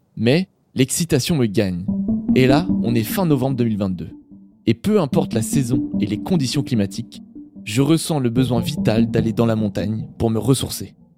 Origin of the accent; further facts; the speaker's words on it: Normandy, France; je suis normand à l'origine